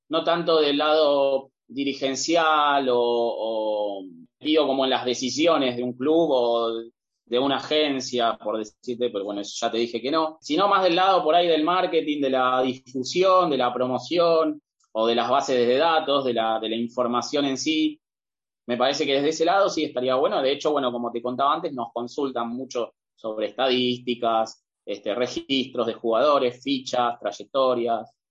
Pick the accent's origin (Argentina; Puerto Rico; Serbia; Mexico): Argentina; venimos de un país que somos básicamente españoles también nosotros